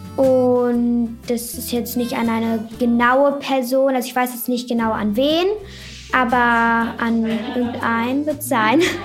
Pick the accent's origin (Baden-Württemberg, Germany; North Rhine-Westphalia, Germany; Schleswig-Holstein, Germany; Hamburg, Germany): Hamburg, Germany; ich bin zwölf Jahre alt, ich komme aus Hamburg